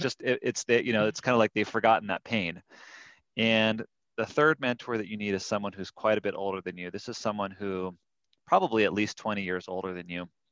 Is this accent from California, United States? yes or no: yes; California, United States; also born or lived in Durango, Colorado; now in Salt Lake City, United States; I grew up in California, and then we spent a year in a little town called Durango, Colorado